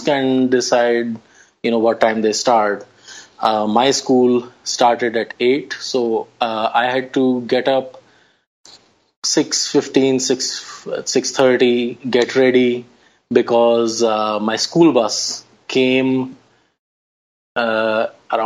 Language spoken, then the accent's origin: English; Delhi, India; moved away as an adult; now in United States; I grew up in Old Delhi